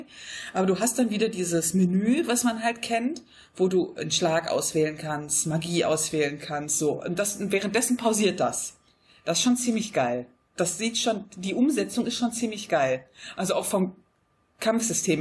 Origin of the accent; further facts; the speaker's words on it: Wuppertal, North Rhine-Westphalia, Germany; moved away as an adult; now in Monheim, Germany; was meine Heimat ist, dann würde ich sagen, das ist Wuppertal. Ja. Einfach weil ich, glaube ich, da auch meine Pubertät verbracht habe.